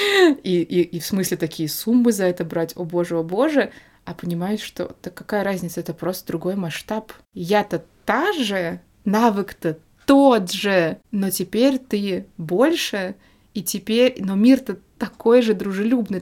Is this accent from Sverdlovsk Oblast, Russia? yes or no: no; Moscow, Russia; moved away as an adult; also born or lived in Spain; Москва мой родной город